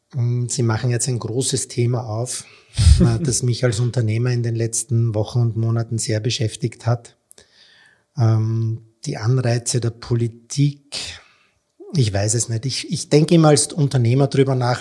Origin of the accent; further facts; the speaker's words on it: Austria; als Österreicher